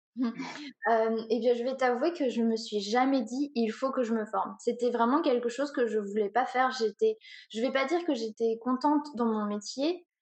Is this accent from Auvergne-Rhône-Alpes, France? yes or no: no; Orléans, Centre-Val de Loire, France; also born or lived in Paris / London; je viens d'Orléans, donc euh, j'ai surtout vécu à Orléans